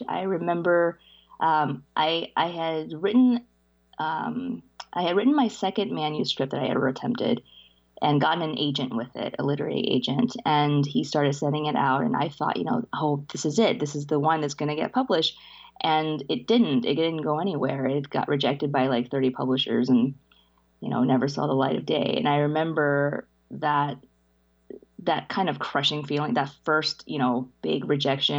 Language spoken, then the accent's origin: English; New Orleans, Louisiana, United States; English is a second language; also born or lived in China; I came to the States with my parents when I was five, in 89, and we settled in New Orleans